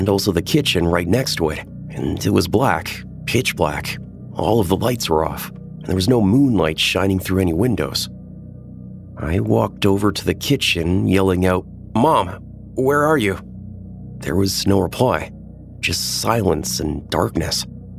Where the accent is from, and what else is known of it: Iowa, United States